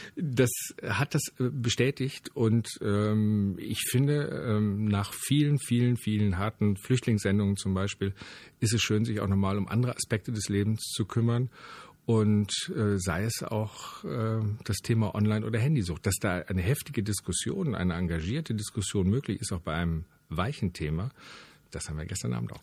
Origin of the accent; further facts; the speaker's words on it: Wermelskirchen, North Rhine-Westphalia, Germany; bei uns in Wermelskirchen